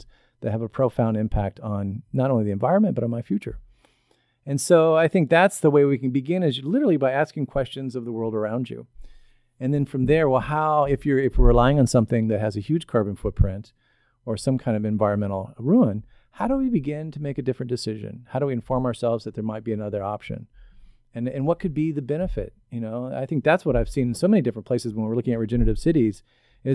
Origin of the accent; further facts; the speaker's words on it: Southern Illinois, United States; I come from Southern Illinois in the coal fields. My family were coal miners